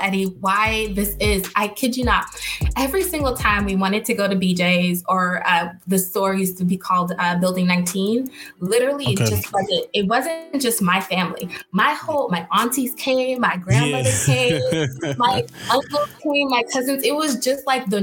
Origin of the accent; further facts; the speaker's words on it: Boston, Massachusetts, United States; I was born and raised in Boston